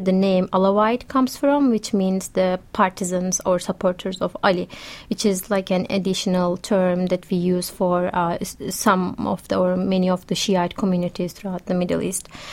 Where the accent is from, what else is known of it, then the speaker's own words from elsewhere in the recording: Turkey; moved away; I'm originally from Turkey